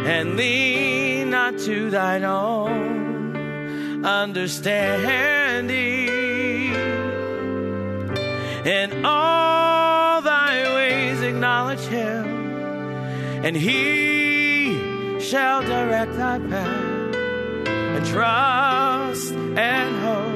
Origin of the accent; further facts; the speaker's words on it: Ohio, United States; I grew up in Ohio